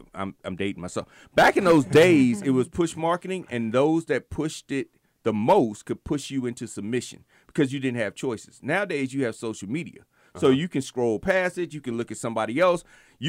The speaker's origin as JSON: {"language": "English", "region": "Virginia", "country": "United States", "moved": "yes", "said": "I came from Virginia."}